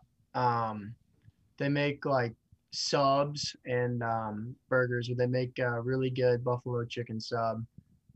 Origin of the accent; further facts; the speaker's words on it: St. Louis, Missouri, United States; moved away as an adult; now in Oxford, United States; I come from St. Louis, Missouri. So, you know, I've always been around like the suburbs and like the city.